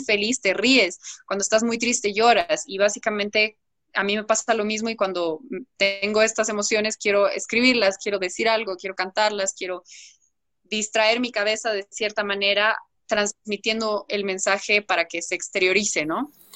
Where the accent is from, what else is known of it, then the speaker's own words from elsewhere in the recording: Bolivia; como yo soy boliviana y tengo la raíz también boliviana